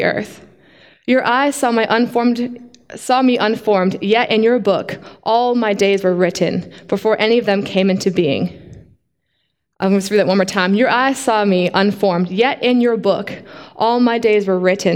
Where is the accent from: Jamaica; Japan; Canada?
Canada; now in Australia; you guys may sound from my accent, but I'm actually Canadian